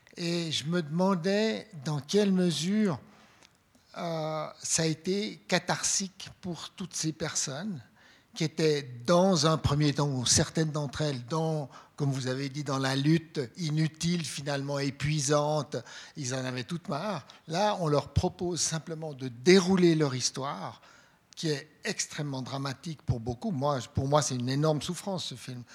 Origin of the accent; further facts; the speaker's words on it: Switzerland; je suis blanc, euh, je suis suisse